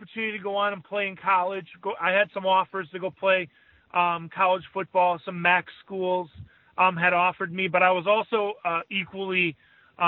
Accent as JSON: {"language": "English", "town": "Chicago", "region": "Illinois", "country": "United States", "tie": "born or raised there", "said": "growing up in Chicago"}